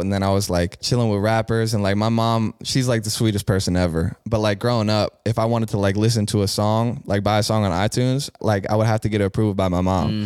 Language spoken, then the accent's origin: English; Bexley, Ohio, United States; growing up in Bexley